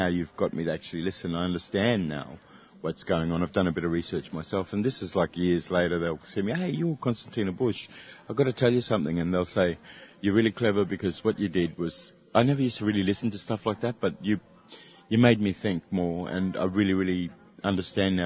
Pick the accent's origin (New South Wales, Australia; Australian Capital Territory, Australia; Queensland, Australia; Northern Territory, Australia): Northern Territory, Australia; Katherine; I come from Catherine